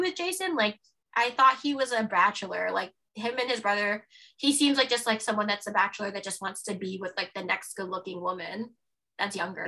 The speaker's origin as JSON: {"language": "English", "town": "Toronto", "region": "Ontario", "country": "Canada", "tie": "born or raised there", "also_born_or_lived": "Halifax, Nova Scotia", "said": "I grew up when we moved from Halifax to Toronto. Like I grew up in Scarborough"}